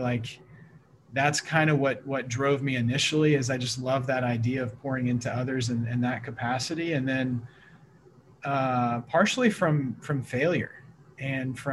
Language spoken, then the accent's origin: English; Missouri, United States; also born or lived in Portland, Oregon; now in Vancouver, Washington, United States; So originally from the Midwest, I grew up in Missouri.